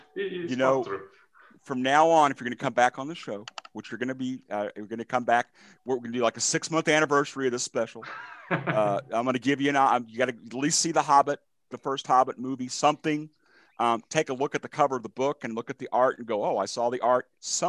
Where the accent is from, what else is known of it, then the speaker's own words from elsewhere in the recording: United States; I'm from America.